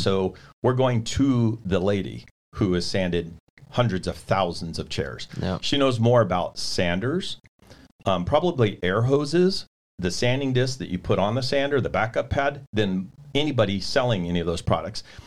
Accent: California, United States; I'm from California

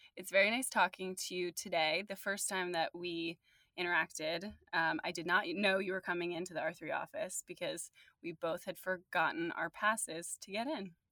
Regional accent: New Jersey, United States; also born or lived in London; now in New York, United States; I was born in New Jersey and I'm now in New York

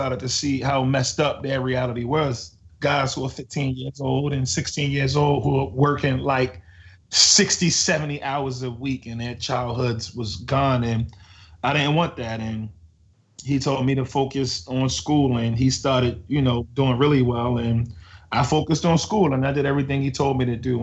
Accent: Baltimore, Maryland, United States; I was born and raised in East Baltimore.

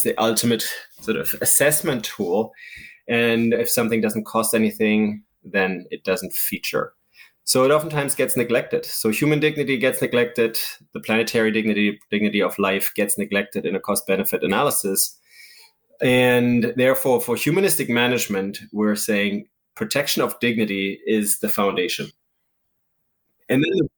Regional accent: Germany; moved away; I grew up in Germany when we had an Eastern part, communist part

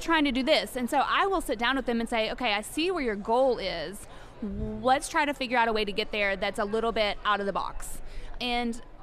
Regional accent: Gatlinburg, Tennessee, United States; I grew up in Gatlinburg.

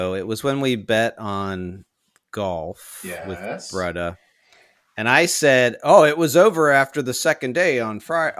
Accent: Pittsburgh, Pennsylvania, United States; I'm actually going to go against my hometown team, and that's the Pirates.

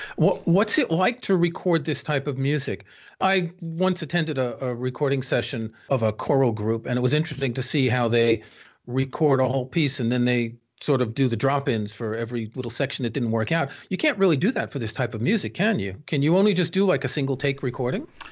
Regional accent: New York, United States; moved away; I grew up in New York, as you can tell from my accent

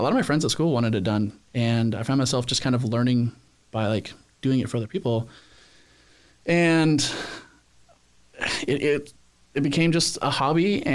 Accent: Spanaway, Washington, United States; moved away as an adult; now in San Diego, United States; I grew up in a small town up in Washington State called Spanaway.

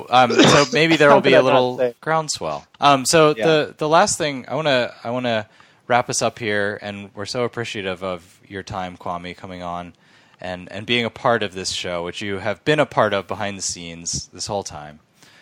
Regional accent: United States; And so we're Japanese American people, so we have some sense of that experience.

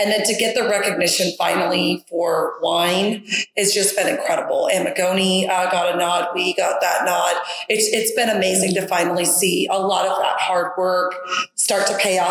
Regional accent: West Coast, United States; now in Kansas City, United States; I'm from the West Coast

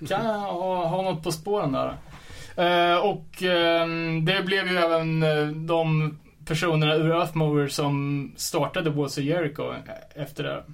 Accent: Sweden

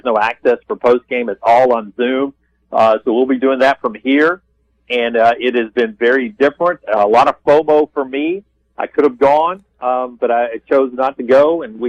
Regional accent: Alabaster, Alabama, United States; I'm from Alabaster, Alabama

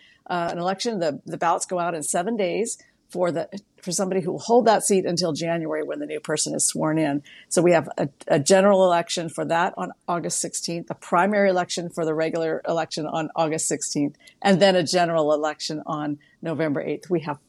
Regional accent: Juneau, Alaska, United States; also born or lived in San Diego; Alaska's capital of Juneau. That's my hometown. I don't live there now, but that's my hometown.

